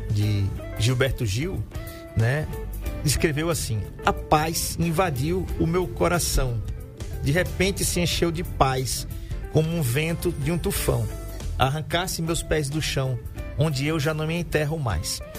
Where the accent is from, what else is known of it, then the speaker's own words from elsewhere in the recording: Alagoas, Brazil; eu sou suspeito para falar porque eu sou alagoano e é ele é alagoano também.